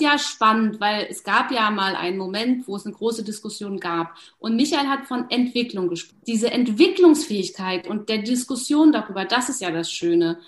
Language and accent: German; Berlin, Germany; ich komme aus Berlin